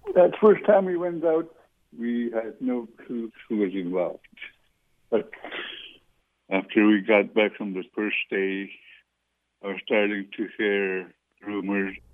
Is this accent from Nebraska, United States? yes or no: no; Juneau, Alaska, United States; Growing up in Juneau, all we ate was Sitka black-tailed deer